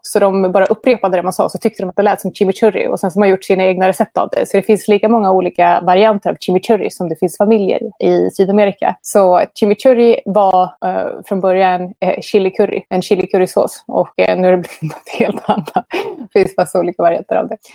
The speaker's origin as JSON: {"language": "Swedish", "country": "Sweden", "moved": "yes", "lives_now": "Buenos Aires, Argentina", "said": "Jag är väldigt svensk"}